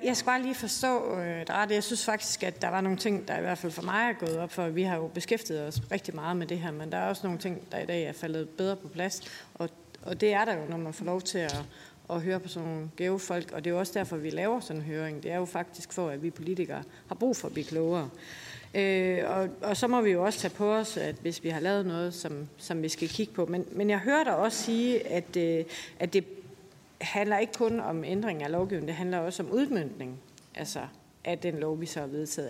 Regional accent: Aarhus, Central Denmark Region, Denmark; min hjemby i Aarhus

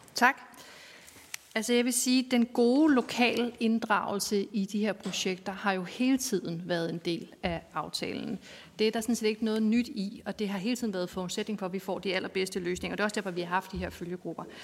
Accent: North Zealand, Capital Region of Denmark, Denmark; men jeg er fra Nordsjælland

